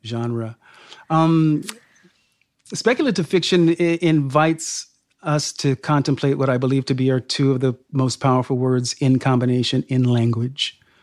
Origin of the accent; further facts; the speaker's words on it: Sacramento, California, United States; I was raised in Sacramento, California, ca, the state capital, um, he, he, here in this, in this state